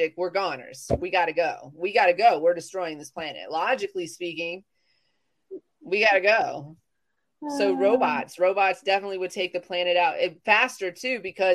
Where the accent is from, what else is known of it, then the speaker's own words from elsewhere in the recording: the South, United States; I'm from the South